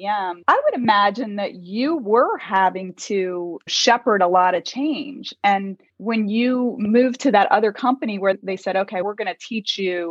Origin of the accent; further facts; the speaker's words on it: Maryland, United States; also born or lived in North Carolina; now in Chicago, United States; I'm originally from Maryland, too